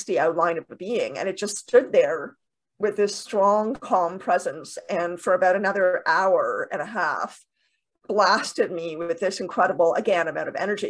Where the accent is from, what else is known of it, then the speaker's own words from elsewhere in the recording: Canada; also born or lived in Toronto, Canada; I'm in Toronto, Canada. I'm Canadian.